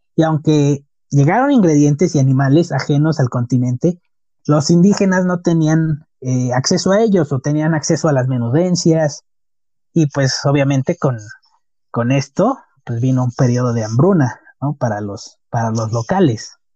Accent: Mexico; nos ha caracterizado como mexicanos

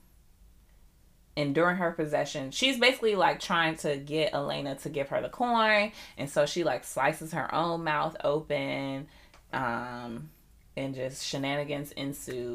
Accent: United States; being American

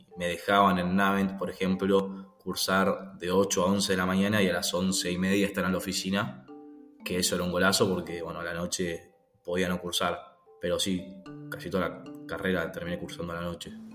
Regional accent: Buenos Aires, Argentina; now in Pilar, Argentina; ahora estoy viviendo en Pilar, viví siempre en Capital y este año me mudé en Pilar, provincia de Buenos Aires

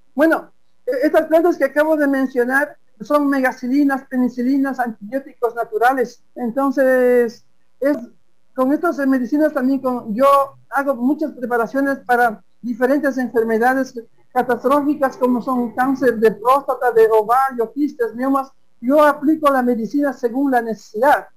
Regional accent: Napo, Ecuador; soy un quichua de Napo orgullosamente amazónico

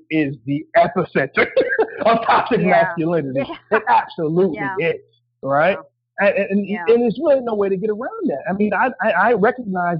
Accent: New Jersey, United States; when I was growing up in New Jersey

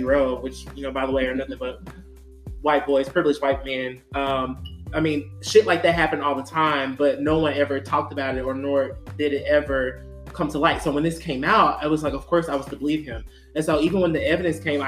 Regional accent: Mississippi, United States; I'm from Mississippi

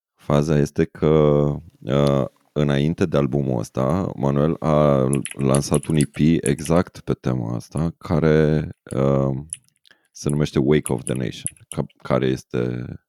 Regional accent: Romania; ca români

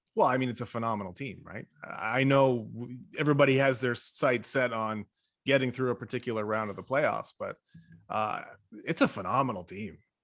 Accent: Toronto, Ontario, Canada; I'm from Scarborough

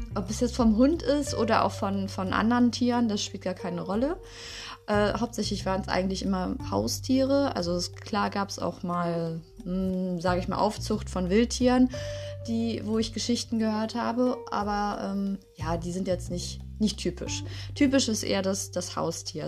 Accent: Düsseldorf, North Rhine-Westphalia, Germany; aus unserer Stadt, also aus Düsseldorf, wo ich herkomme

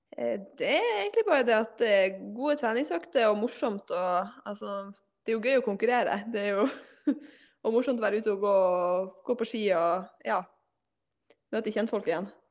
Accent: Hammerfest, Finnmark, Norway; moved away as an adult; also born or lived in Burfjord; now in Tromsø, Norway; jeg er født og oppvokst i Hammerfest

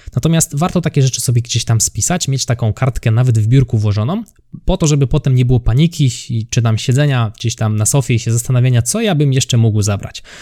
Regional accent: near Kraków, Lesser Poland, Poland; ja jestem spod Krakowa

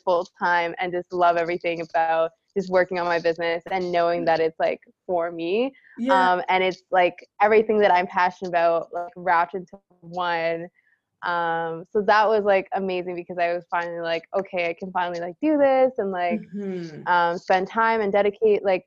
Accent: Canada; we're Canadian

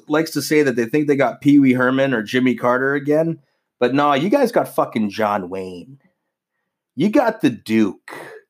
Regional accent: Canada; I am a Canadian Trump supporter.

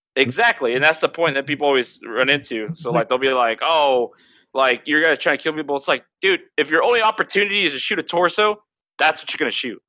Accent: Turlock, California, United States; born or raised there

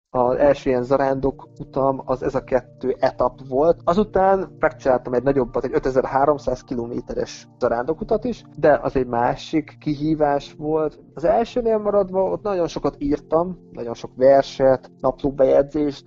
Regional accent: Mezőkövesd, Borsod-Abaúj-Zemplén, Hungary; moved away as an adult; now in Vienna, Austria; én mezőkövesten születtem, az a Matyúság, a Matyú földnek az egyik városa

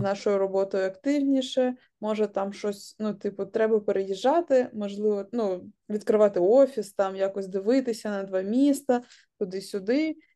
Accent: Kharkiv, Kharkiv Oblast, Ukraine; moved away as an adult; also born or lived in Kyiv; now in London, United Kingdom; я з Харкова

